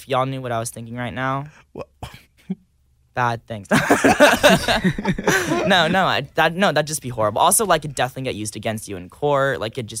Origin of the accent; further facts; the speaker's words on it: Georgetown, Texas, United States; So I grew up in Texas. There's just like nothing out there. I grew up in a town called Georgetown, which is an hour away from Austin.